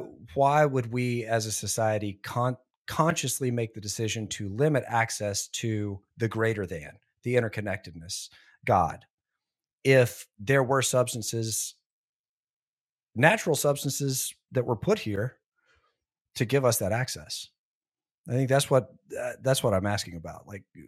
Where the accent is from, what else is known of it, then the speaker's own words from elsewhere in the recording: Southern United States, United States; I grew up in the Bible Belt, big Baptist church right down the street from where I grew up.